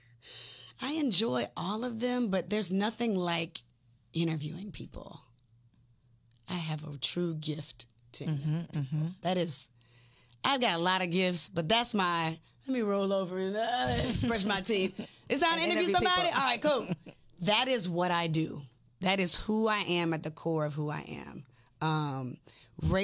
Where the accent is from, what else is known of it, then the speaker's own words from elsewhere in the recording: Decatur, Georgia, United States; also born or lived in Atlanta; I was born in Atlanta, raised in Decatur